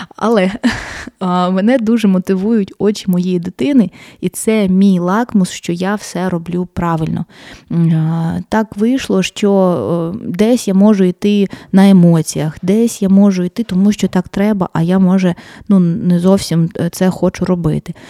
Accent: Mariupol, Donetsk Oblast, Ukraine; я народилась, народилася і вирісла в Маріуполі.

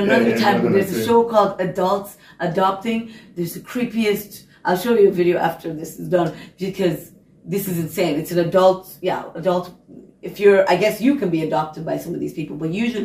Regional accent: United States; also born or lived in Hungary; I'm American.

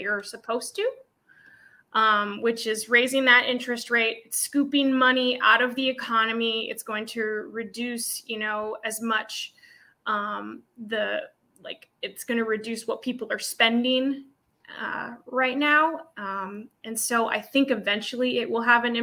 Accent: Anchorage, Alaska, United States; So I was born here in Anchorage at Elmendorf Air Force Base. Folks are from Ohio and they were brought up by the military. So I was raised here in Anchorage and lived here all my life

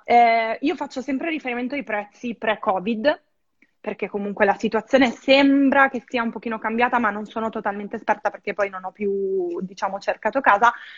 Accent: Verona, Veneto, Italy; moved away as an adult; now in Lisbon, Portugal; la mia vita a Verona, perché vengo da Verona

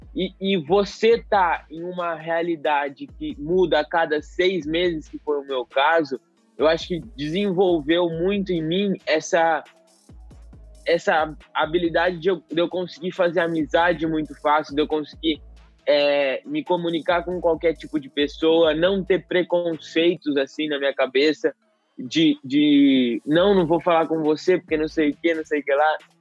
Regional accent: Jaboticabal, São Paulo, Brazil; eu sou do interior de São Paulo, de Jaboticabal

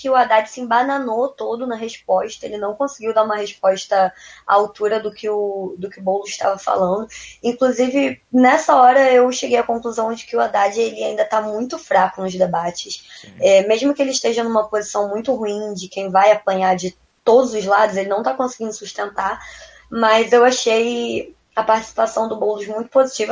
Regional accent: Rio de Janeiro, Brazil; Eu sou do Rio de Janeiro

